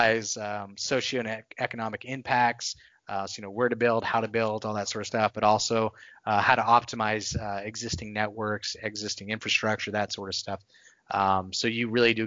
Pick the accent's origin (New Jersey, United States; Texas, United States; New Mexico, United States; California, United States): Texas, United States; Texas is where I I grew up, I spent most of my life.